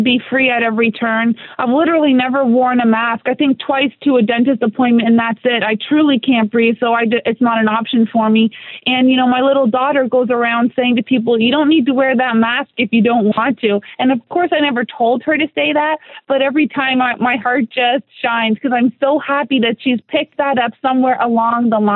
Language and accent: English; Canada; moved away as an adult; now in South Florida, United States; I'm a Canadian.